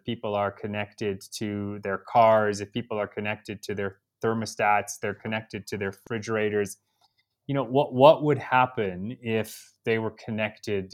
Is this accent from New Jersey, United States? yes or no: no; Chicago, Illinois, United States; moved away as an adult; also born or lived in Argentina; now in Kenya; I grew up in Chicago, which wouldn't necessarily equate to, you know, exposure to a lot of wildlife, but I also grew up in this suburb that had a lot of woods.